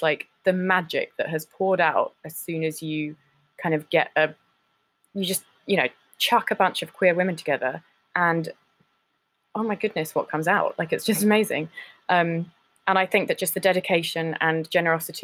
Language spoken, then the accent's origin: English; London, United Kingdom; I'm from South London